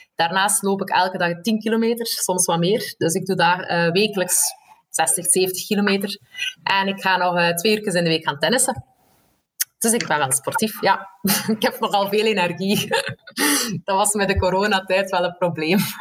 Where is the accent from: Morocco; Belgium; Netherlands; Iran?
Belgium; moved away as an adult; also born or lived in Leuven; eigenlijk een Belg